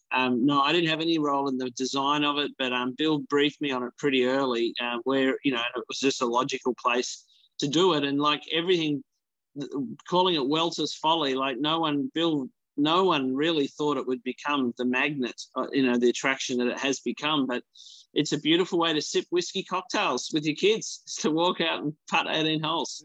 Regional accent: Tasmania, Australia; I grew up on Australia's oldest golf course, uh, which was on our family farm in the highlands of Tasmania

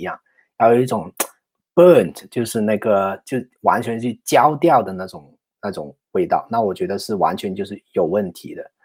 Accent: China; now in San Francisco Bay Area, United States; 我们中国人

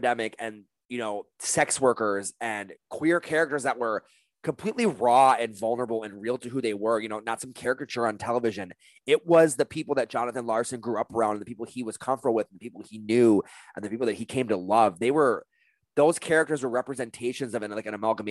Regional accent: New York, United States; moved away; my hometown of New York

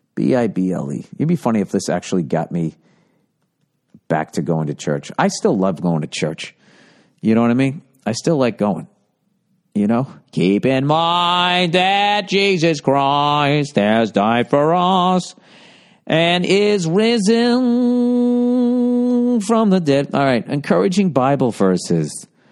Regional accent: outside of Boston, Massachusetts, United States; I grew up outside of Boston.

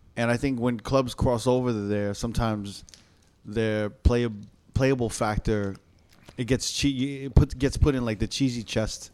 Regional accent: New York, United States; moved away; also born or lived in Las Vegas; I grew up on, you know, Manhattan

